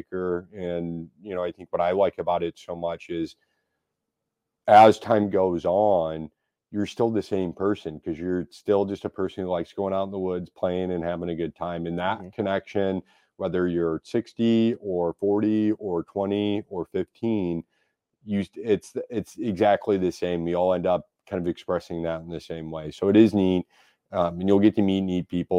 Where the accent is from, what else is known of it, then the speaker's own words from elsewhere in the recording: St. Louis, Missouri, United States; also born or lived in Oakville, Missouri; I grew up in South St. Louis